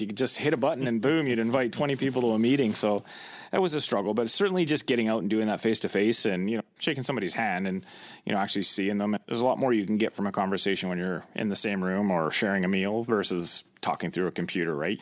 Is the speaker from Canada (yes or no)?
yes; Chilliwack, British Columbia, Canada; I grew up in the Lower Mainland in the Chilliwackero area